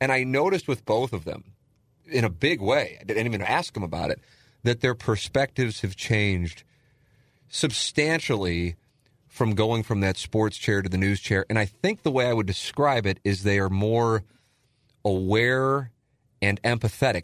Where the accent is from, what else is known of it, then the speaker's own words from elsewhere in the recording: St. Louis, Missouri, United States; I grew up in South City, which is certainly almost, you know, in my neighborhood